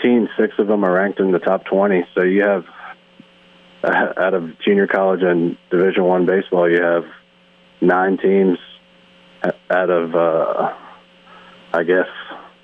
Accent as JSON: {"language": "English", "region": "New Jersey", "country": "United States", "tie": "born or raised there", "moved": "as an adult", "said": "growing up in New Jersey"}